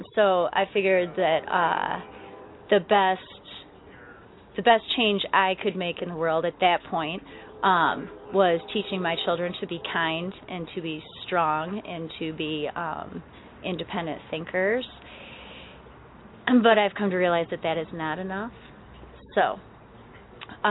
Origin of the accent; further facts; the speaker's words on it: Flushing, Michigan, United States; also born or lived in Flint, Michigan / New Lothrop, Michigan; I grew up in Flushing outside of Flint, but now I live in New Lothrop